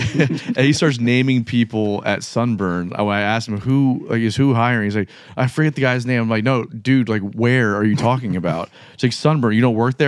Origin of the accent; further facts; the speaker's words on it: South Florida, United States; now in Jacksonville, United States; I'm from South Florida originally